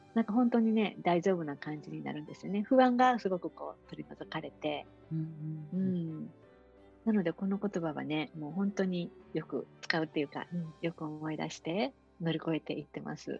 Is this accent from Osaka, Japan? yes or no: yes; Osaka, Japan; moved away as an adult; now in Kailua-Kona, United States; 私大阪出身